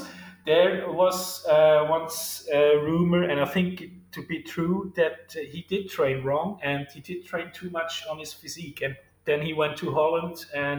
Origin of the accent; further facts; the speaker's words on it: Switzerland; my home country